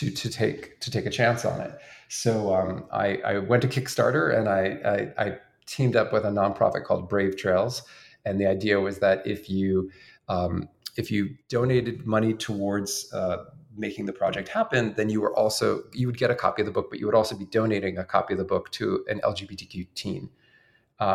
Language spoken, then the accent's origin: English; outside Philadelphia, Pennsylvania, United States; when I was growing up outside Philadelphia